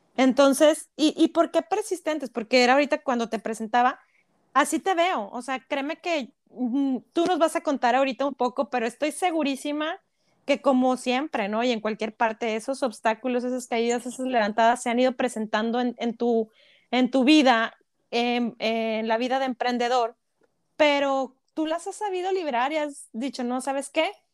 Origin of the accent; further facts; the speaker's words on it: Monterrey, Nuevo León, Mexico; Somos regias, 100% regias.